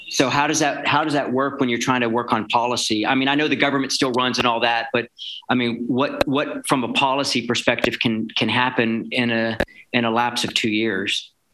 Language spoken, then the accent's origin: English; Texas, United States; I'm a proud Texan myself